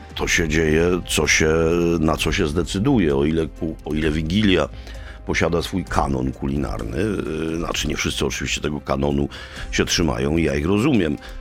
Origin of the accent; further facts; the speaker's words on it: Kraków, Lesser Poland, Poland; u nas w Krakowie